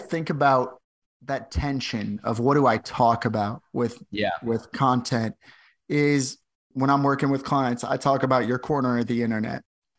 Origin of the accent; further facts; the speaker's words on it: St. Louis, Missouri, United States; moved away as an adult; now in Ontario, Canada; I'm a kid from St. Louis. So this is like my second winter up in Canada.